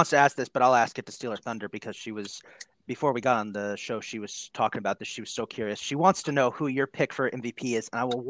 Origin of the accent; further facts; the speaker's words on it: Tampa, Florida, United States; I'm from Tampa